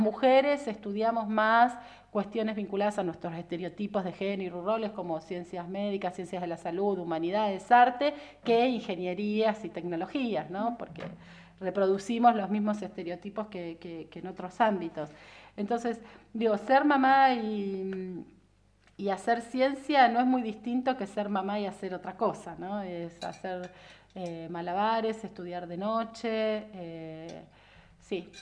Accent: Viedma, Río Negro, Argentina; also born or lived in Buenos Aires; Yo nací en Buenos Aires, mm. como gran parte de los que vivimos en Viedma y vinimos de chicos en el 80 y pico

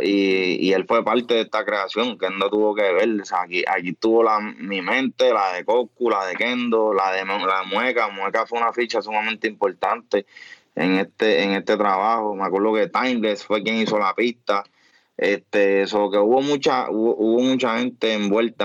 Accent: Trujillo Alto, Puerto Rico; yo soy natural de Trujillo

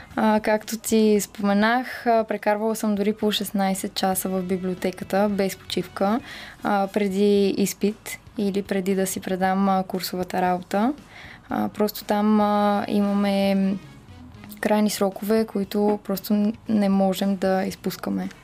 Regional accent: Bulgaria; also born or lived in London; всички си мислят, че съм рускиня, а, но истината е, че аз съм си българка на 100%.

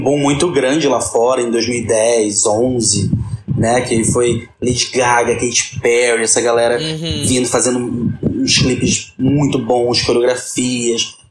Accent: Florianópolis, Santa Catarina, Brazil; moved away as an adult; now in Rio de Janeiro, Brazil; Eu não sou do Rio de Janeiro, eu sou de Florianópolis, mas eu moro no Rio de Janeiro desde 2010

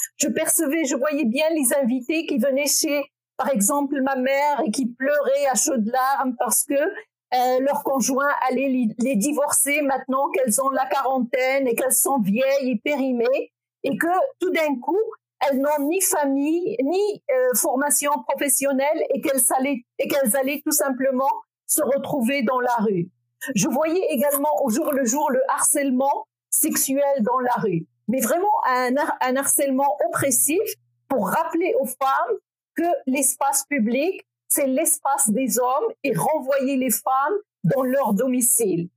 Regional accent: Morocco; now in Quebec, Canada; je suis née au Maroc. Je fais partie de la première génération des femmes qui ont eu accès massivement à l'éducation.

